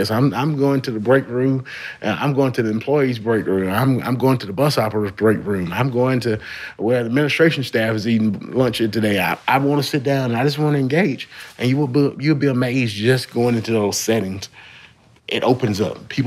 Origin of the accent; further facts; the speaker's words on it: Shreveport, Louisiana, United States; moved away; I am from Shreveport. Yeah. From Shreveport, moved away, but uh, it's always good to come back home.